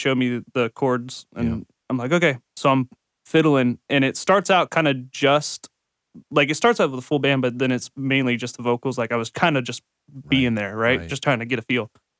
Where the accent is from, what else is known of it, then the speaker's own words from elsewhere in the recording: Ohio, United States; moved away; I'm from Ohio and I was in a band up there